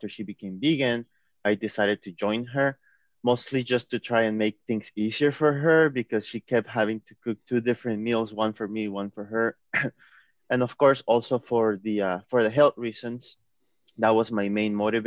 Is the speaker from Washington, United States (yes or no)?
yes; Seattle, Washington, United States; I'm from Seattle, Washington in the U.S.